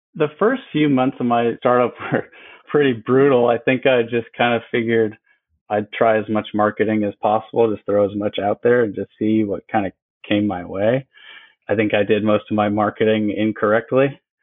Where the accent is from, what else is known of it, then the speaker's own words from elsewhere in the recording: Wisconsin, United States; moved away as an adult; also born or lived in Bradenton, Florida; now in Florida, United States; I grew up in Wisconsin